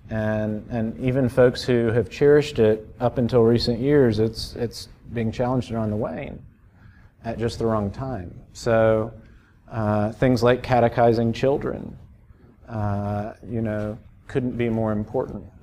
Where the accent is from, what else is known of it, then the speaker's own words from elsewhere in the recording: Miami, Florida, United States; I grew up in Miami. 3% of folks in the metro area go to church